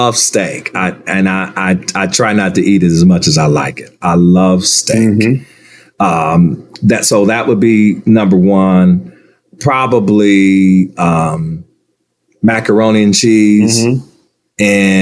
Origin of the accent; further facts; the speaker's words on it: Akron, Ohio, United States; I'm from Akron